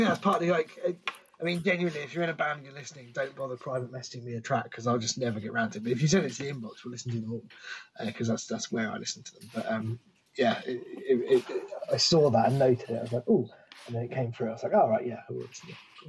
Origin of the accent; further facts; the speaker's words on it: Canada; I honestly haven't cared much about … in years, and I'm Canadian.